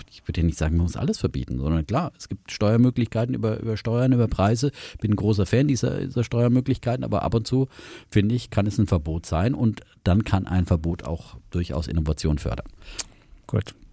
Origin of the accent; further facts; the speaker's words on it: East Germany, Germany; bin auch im Osten groß geworden